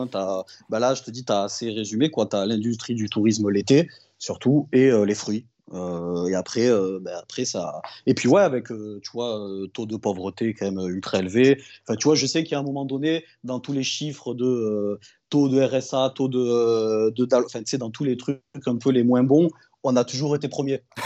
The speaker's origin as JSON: {"language": "French", "town": "Perpignan", "region": "Occitania", "country": "France", "tie": "born or raised there", "said": "je suis bah, de Perpignan, originaire de Perpignan, le, du coup le, sud euh, du sud"}